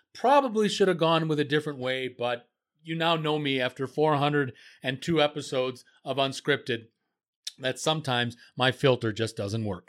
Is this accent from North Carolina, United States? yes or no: no; Marshfield, Wisconsin, United States; the town that I was in, that I grew up in, Marshfield, Wisconsin